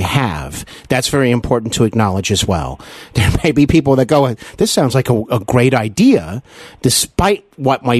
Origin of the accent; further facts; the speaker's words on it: Cincinnati, Ohio, United States; also born or lived in Los Angeles, California / North Carolina; Cincinnati is my hometown